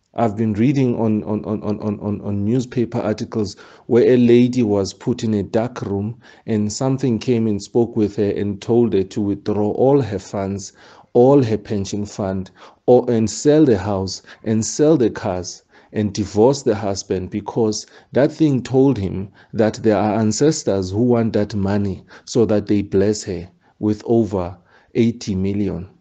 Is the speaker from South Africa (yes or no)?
yes; South Africa; a South African. Where I'm born